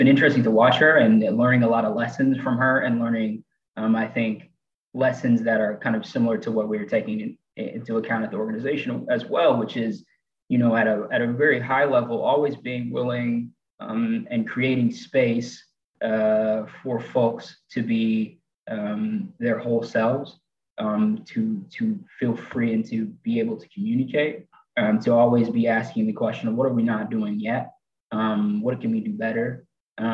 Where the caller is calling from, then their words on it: Chattanooga, Tennessee, United States; And I'm joining from Chattanooga, Tennessee.